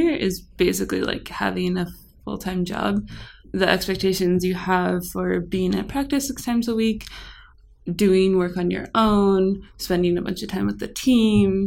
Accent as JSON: {"language": "English", "region": "Colorado", "country": "United States", "moved": "as an adult", "lives_now": "Santa Clara, United States", "said": "I'm from Colorado"}